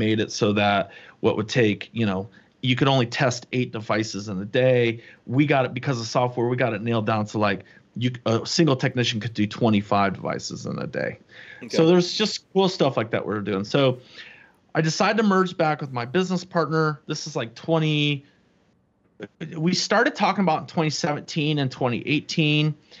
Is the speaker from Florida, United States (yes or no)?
yes; St. Augustine, Florida, United States; I grew up in Florida. I grew up in St. Augustine, Florida, not too far from you